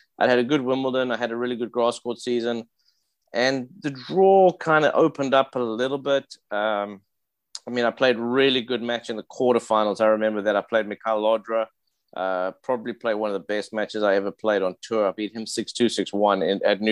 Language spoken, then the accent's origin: English; South Africa; moved away; we're both South African